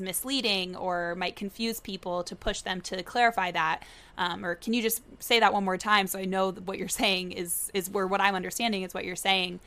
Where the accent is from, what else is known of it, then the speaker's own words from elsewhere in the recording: Tallahassee, Florida, United States; moved away as an adult; also born or lived in Virginia / New York; now in Boston, United States; was born and raised in Tallahassee, Florida, lived there my whole life